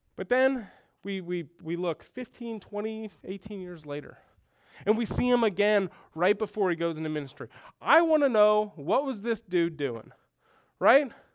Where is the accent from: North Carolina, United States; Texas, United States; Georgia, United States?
Texas, United States; Houston; moved away as an adult; also born or lived in Minnesota; I grew up in Houston and went to school in Minnesota